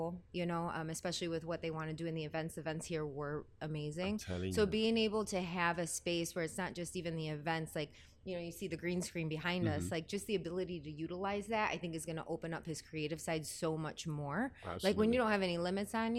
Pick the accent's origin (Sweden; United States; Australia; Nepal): United States; Detroit, Michigan; I'm from Detroit